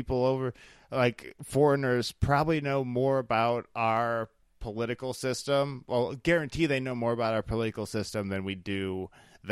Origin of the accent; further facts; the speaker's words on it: Midwest, United States; now in Bay Area, United States; I'm actually from the Midwest